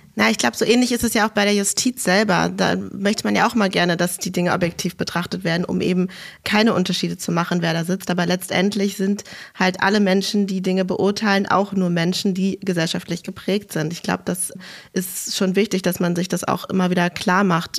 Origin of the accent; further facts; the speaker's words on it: Berlin, Germany; als Berlinerin